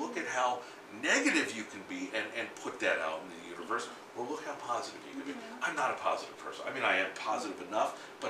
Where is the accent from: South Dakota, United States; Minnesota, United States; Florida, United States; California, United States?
Florida, United States; South; also born or lived in New York; I was born in New York, but I grew up in South Florida